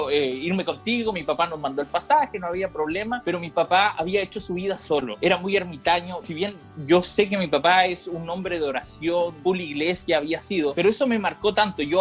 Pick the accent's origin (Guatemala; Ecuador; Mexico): Ecuador; also born or lived in Chile; yo nací en Ecuador, soy ecuatoriano. La cosa es que mi vida no solamente fue en Ecuador, sino que mi vida fue ir y venir de Chile a Ecuador, Chile a Ecuador. Mi papá es ecuatoriano, mi mamá es chilena.